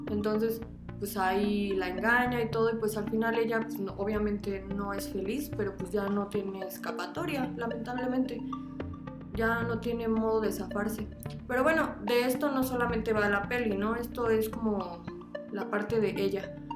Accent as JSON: {"language": "Spanish", "region": "Veracruz", "country": "Mexico", "tie": "born or raised there", "also_born_or_lived": "Mexico City", "moved": "yes", "said": "mi familia es de Veracruz, entonces la neta es que sí, ando, soy bien jarocha."}